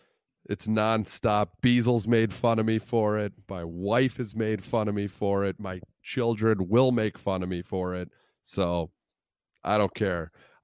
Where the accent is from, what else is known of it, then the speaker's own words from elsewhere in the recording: Illinois, United States; Growing up in Central Illinois, there were a lot of bus trips to Cubs games